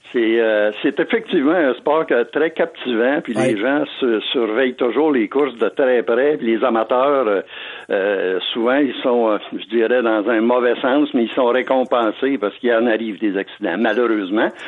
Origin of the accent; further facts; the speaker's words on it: Canada; Chez nous, au Canada